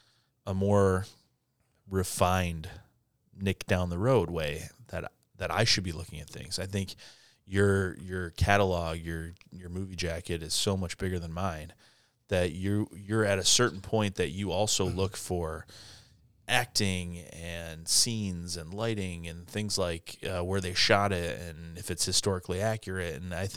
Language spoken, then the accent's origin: English; Ireland; and I'm Irish. And I'm Catholic